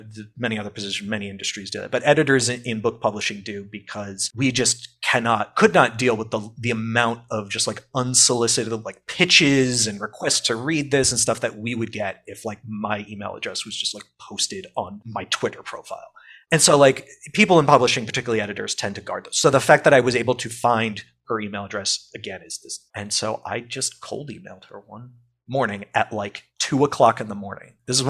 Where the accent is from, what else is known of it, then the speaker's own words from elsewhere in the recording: the New York area, United States; I'm from the New York area, so it's like I'm local to the area